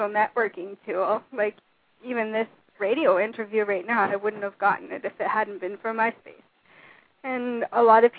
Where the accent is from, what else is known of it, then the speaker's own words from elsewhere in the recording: Canada; I'm Canadian